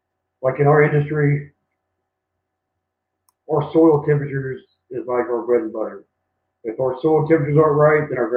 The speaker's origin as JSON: {"language": "English", "town": "Lexington", "region": "Kentucky", "country": "United States", "also_born_or_lived": "Hickory, North Carolina / Concan, Texas", "moved": "as an adult", "lives_now": "San Antonio, United States", "said": "I'm from Lexington, but moving out here, I moved from Hickory, North Carolina"}